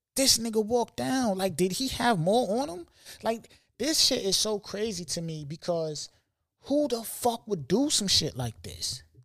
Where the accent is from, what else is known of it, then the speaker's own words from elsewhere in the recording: New York City, New York, United States; I'm from New York